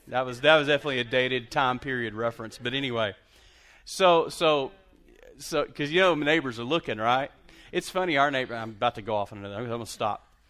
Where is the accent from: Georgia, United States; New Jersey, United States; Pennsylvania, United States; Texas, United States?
Texas, United States; Lubbock; now in Abilene, United States; I grew up in Lubbock, Texas